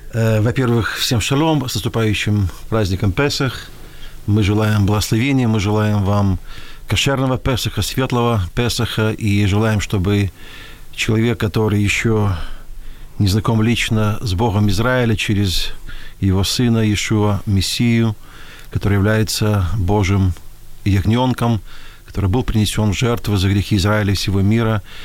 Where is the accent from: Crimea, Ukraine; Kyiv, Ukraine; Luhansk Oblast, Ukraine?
Kyiv, Ukraine; я родился на Подоле, и потом мы переехали на Шулявку